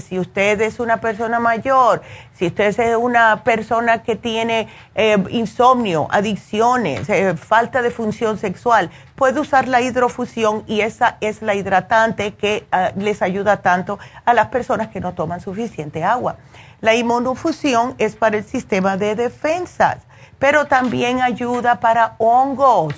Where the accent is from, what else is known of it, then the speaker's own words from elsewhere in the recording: Cuba; como buena cubana